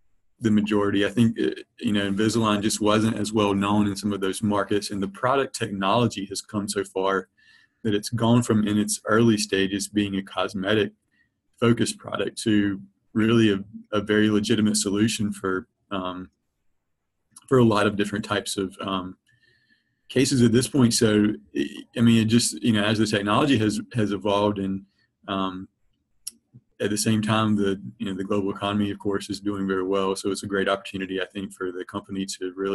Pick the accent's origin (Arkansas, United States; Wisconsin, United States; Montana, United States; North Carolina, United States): North Carolina, United States; Rocky Mount; also born or lived in Chapel Hill, North Carolina; now in Raleigh, United States; I am from North Carolina, from a town about 35 or 40 minutes outside of Raleigh called Rocky Mount. So Eastern North Carolina, grew up my whole life